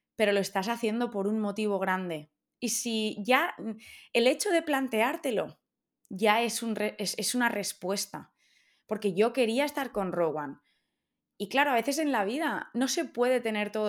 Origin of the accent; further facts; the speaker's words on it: Valencia, Valencian Community, Spain; moved away as an adult; also born or lived in Australia; now in London, United Kingdom; yo soy de Valencia y vivimos en Londres. Y yo llevo muchos años fuera y me apetece volver a casa